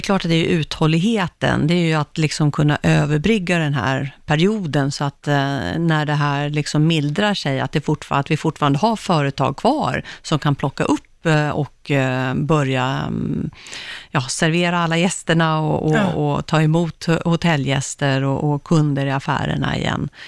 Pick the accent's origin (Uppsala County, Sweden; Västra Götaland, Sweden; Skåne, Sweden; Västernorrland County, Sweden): Uppsala County, Sweden; Uppsala; moved away; jag kommer från Uppsala